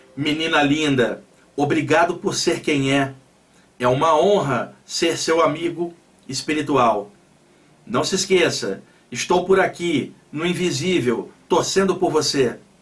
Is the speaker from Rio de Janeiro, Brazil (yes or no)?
yes; Rio de Janeiro, Brazil; now in São Paulo, Brazil; sou do Rio, mas eu moro aqui há muitos anos